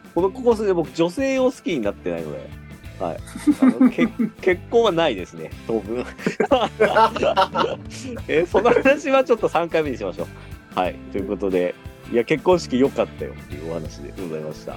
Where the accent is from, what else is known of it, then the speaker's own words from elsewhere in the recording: Fukushima, Japan; now in Tokyo, Japan; 僕はですね、出身が福島県なんですけども